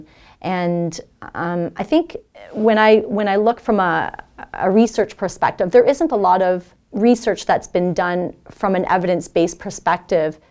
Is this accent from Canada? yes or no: yes; Elliott Lake, Ontario, Canada; moved away; coming from a small town, I'm originally from Elliott Lake, Ontario, which was very non-culturally diverse.